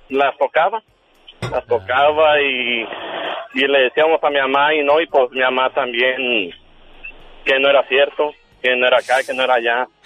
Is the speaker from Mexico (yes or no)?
yes; Sonora, Mexico; also born or lived in Sinaloa; now in Mexicali, Mexico; mi mamá se vino de Sinaloa y llegamos a Sonora.